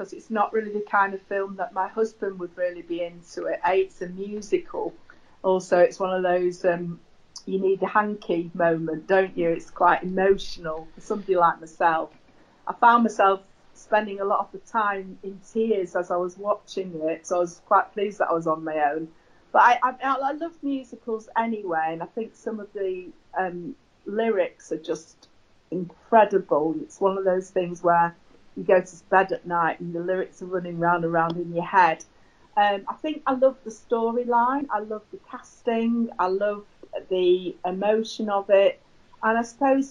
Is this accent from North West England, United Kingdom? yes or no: yes; Manchester, North West England, United Kingdom; I'm from Manchester